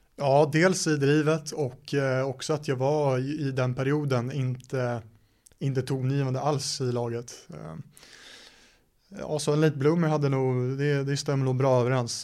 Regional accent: Stockholm, Stockholm County, Sweden; also born or lived in United States; det är i Stockholm där jag är ifrån

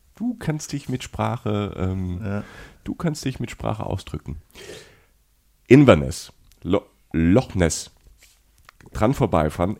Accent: Cologne, North Rhine-Westphalia, Germany

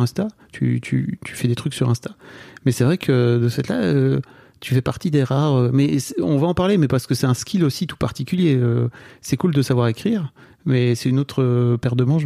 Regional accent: Nord, Hauts-de-France, France; je viens du Nord

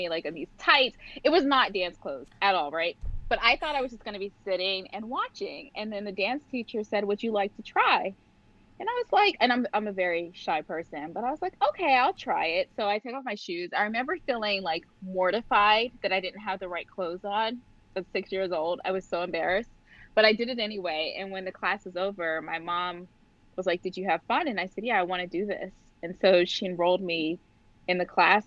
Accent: Pittsburgh, Pennsylvania, United States; I grew up in Pittsburgh, Pennsylvania, and I started dancing when I was 6 years old

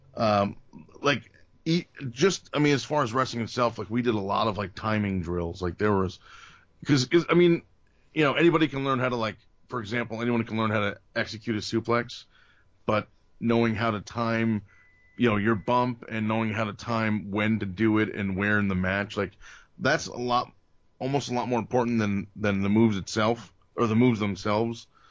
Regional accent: Bergen County, New Jersey, United States; also born or lived in Atlantic City, New Jersey; My, my family moved to Bergen County when I was, I don't know, one or two, uh, or three. So North Jersey

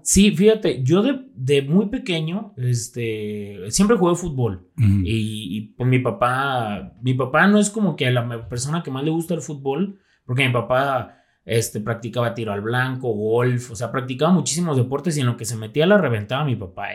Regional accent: Zapotlanejo, Jalisco, Mexico; also born or lived in Guadalajara; toda mi vida la he vivido aquí en Zapotlanejo

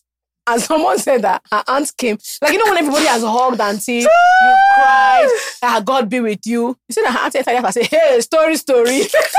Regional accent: Nigeria; being Nigerian is so bizarre.

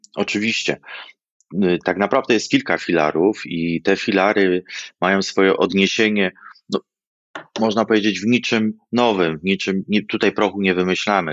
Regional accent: Wrocław, Lower Silesian Voivodeship, Poland; jako wrocławianin

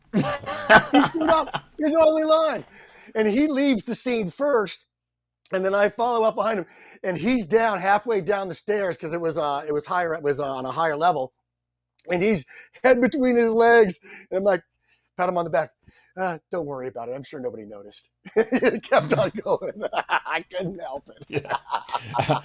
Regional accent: San Diego, California, United States; I'm from San Diego

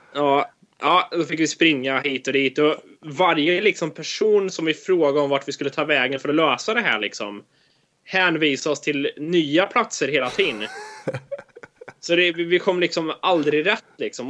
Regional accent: Sweden; now in United States; när vi säger att vi är från Sverige

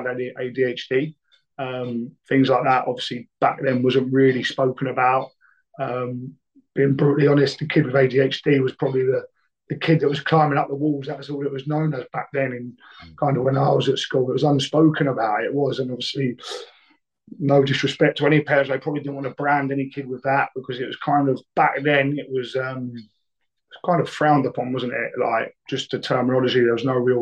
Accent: Brighton, South East England, United Kingdom; I grew up in Brighton, which is obviously a city which is unbelievable as a place

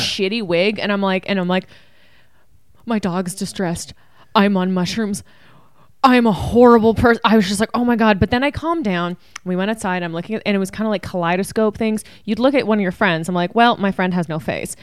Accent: Canada; We are Canadian

